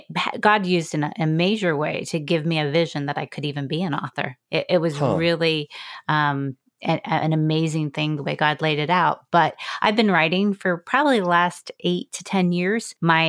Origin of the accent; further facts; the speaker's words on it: Virginia, United States; So no disrespect to anyone who lives in West Virginia, but we are from Virginia.